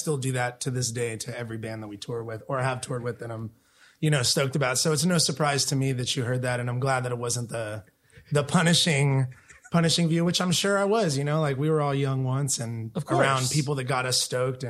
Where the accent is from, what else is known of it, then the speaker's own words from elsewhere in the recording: Chula Vista, California, United States; My family and I lived in Imperial Beach for the first couple years of my life.